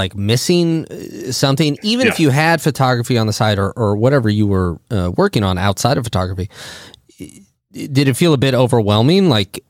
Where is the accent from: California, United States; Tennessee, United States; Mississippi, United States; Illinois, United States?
Illinois, United States; I am very much from Illinois.